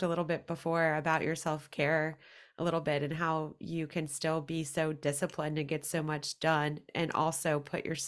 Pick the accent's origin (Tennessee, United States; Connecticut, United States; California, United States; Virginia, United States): Virginia, United States; Roanoke; moved away as an adult; also born or lived in Richmond, Virginia; now in Nashville, United States; I'm from Roanoke, Virginia, but I lived in Richmond